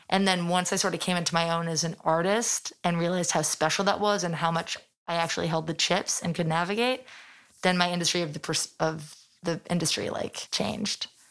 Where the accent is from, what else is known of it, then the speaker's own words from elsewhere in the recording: London, United Kingdom; moved away as an adult; now in New York, United States; I'm born and raised in London